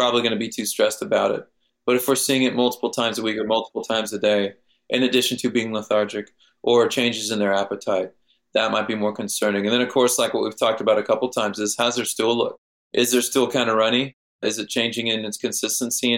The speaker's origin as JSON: {"language": "English", "region": "Kansas", "country": "United States", "tie": "born or raised there", "said": "my native wildlife where I grew up in Kansas"}